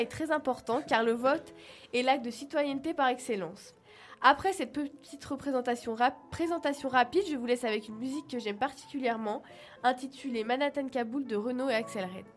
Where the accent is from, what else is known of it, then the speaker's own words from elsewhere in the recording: France; now in Switzerland; en tant que petite française